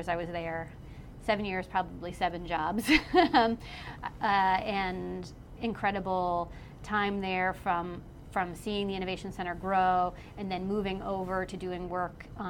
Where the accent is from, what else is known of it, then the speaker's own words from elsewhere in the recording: New York, United States; now in North Carolina, United States; I'm not from here. I'm from New York originally